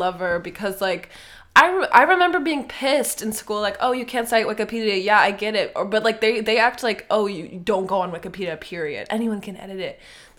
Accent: Minnesota, United States; moved away; even though I'm from Minnesota.

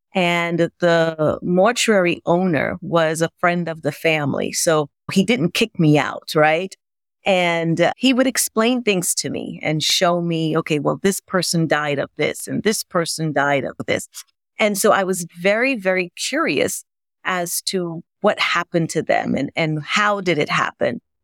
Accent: Grenada; moved away; also born or lived in New York City; growing up in Grenada

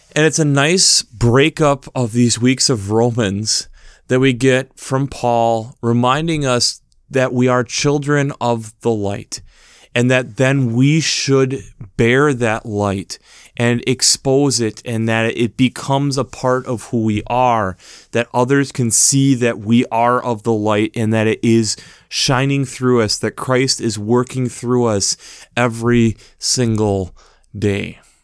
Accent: United States; a person who's been born and raised in America

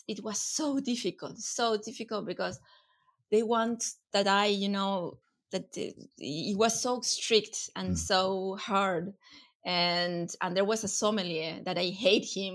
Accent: Patagonia, Argentina; English is a second language; moved away as an adult; also born or lived in Buenos Aires, Argentina; now in Valence, France; I was from Patagonia

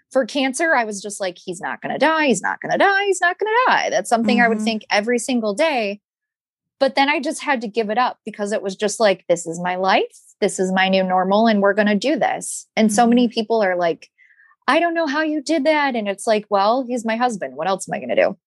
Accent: Michigan, United States; moved away; I'm from Michigan.

